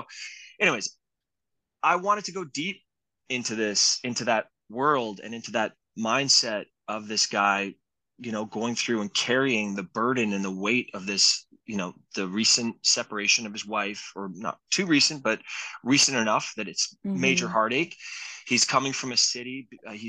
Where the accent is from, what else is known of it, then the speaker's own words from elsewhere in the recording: San Francisco, California, United States; It was this guy had come from the city, I came from San Francisco.